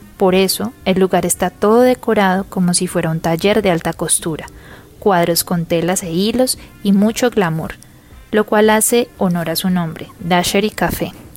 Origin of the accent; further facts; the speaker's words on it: Pereira, Risaralda, Colombia; soy una colombiana y pereirana amante del buen café